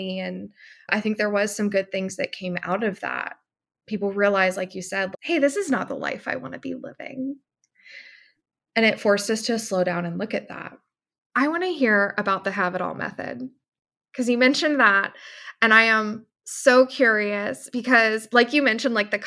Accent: Florida, United States; I'm from Florida.

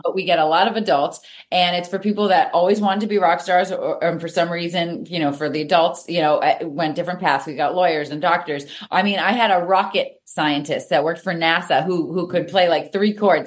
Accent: Reading, Massachusetts, United States; also born or lived in Natick, Massachusetts; I moved from Natick up to the Reading area and I went to a Catholic yep. school

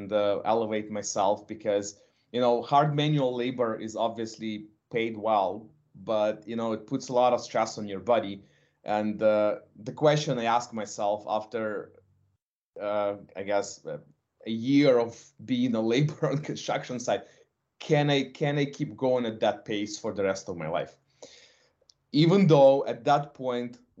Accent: Ukraine; now in Canada; I'm originally from Ukraine

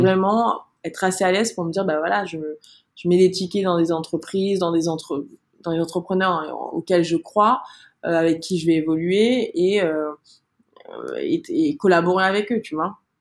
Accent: Martinique; moved away as an adult; also born or lived in Montreal, Canada; now in Paris, France; j'ai vécu 19 ans en Martinique, j'ai grandi là-bas

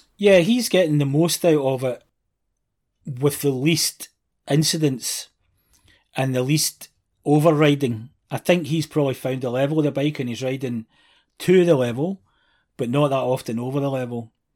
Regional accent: Scotland, United Kingdom; being Scottish

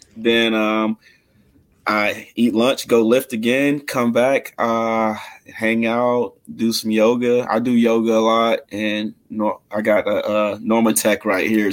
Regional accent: Mississippi, United States; now in Lawrence, United States; I'm from Mississippi, so I didn't have much when I moved to Kansas

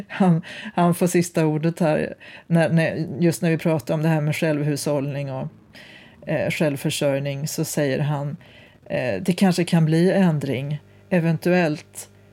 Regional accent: Osebol, Värmland, Sweden; now in Gothenburg, Sweden; min hembygd på, på landsbygden

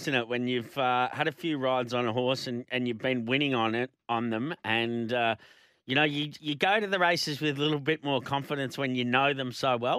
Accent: Melbourne, Victoria, Australia; now in Queensland, Australia; We're both from Melbourne, but living up here, I love living up here

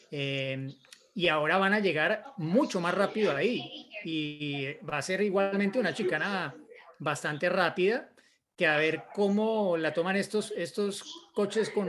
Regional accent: Mexico; soy de México y mi pregunta es

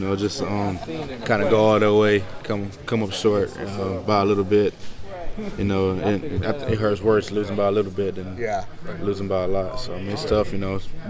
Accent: Georgia, United States; born and raised in Georgia, I want to play for my home state

